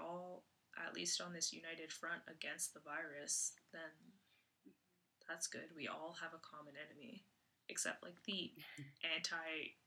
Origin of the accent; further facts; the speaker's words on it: Canada; as a Canadian